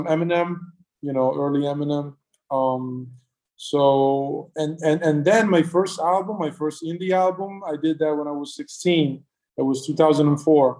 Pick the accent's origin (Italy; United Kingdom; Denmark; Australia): Italy; Milan, Lombardy; I'm from Milan